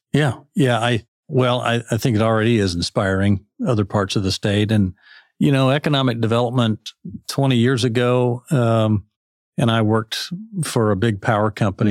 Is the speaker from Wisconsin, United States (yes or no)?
no; Fargo, North Dakota, United States; moved away as an adult; also born or lived in East Central Kansas; now in Arkansas, United States; I grew up in Fargo